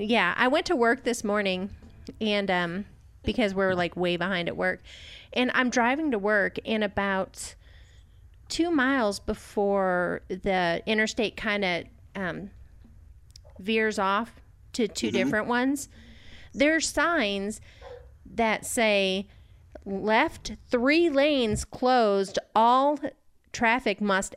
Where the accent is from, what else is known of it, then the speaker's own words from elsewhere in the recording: New York, United States; Because I'm from New York. People from New York have dirty minds.